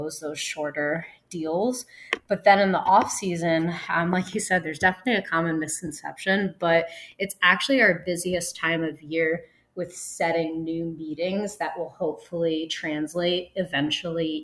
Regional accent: New York, United States; moved away; I'm from New York

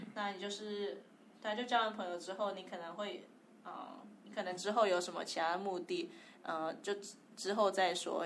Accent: Taipei, Taiwan; moved away as an adult; also born or lived in Hong Kong; 因为从小在台北

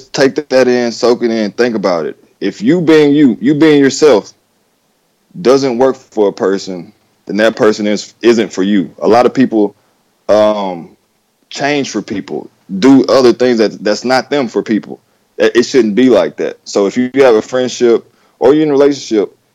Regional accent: Texas, United States; country boy, born and raised in Texas

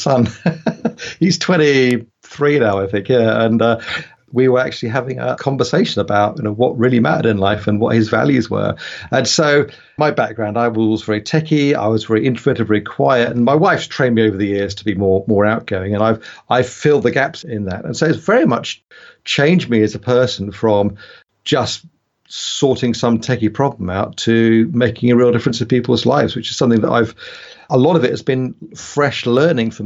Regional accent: United Kingdom; also born or lived in United States; I'm a Brit, you probably figure that out from my accent

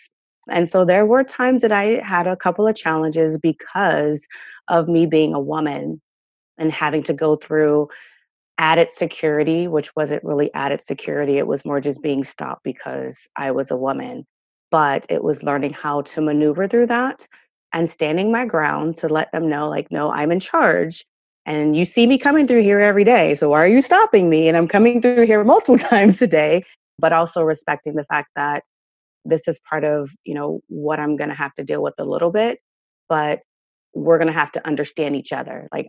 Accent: New Jersey, United States; I grew up in North Jersey

